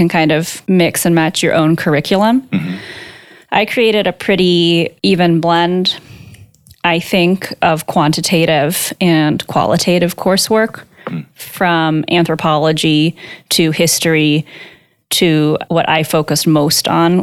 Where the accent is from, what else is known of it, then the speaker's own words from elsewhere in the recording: Marin County, California, United States; also born or lived in San Francisco / Redwood City; I grew up in Marin County, California